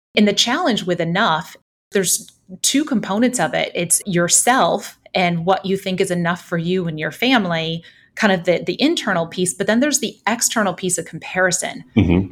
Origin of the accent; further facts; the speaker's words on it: Holland, Michigan, United States; moved away; I grew up in southwestern Michigan in Holland, kind of across the lake from Chicago